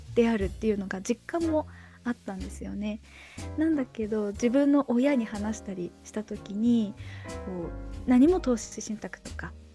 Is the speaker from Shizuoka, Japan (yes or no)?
no; Niigata, Japan; 地元が新潟なので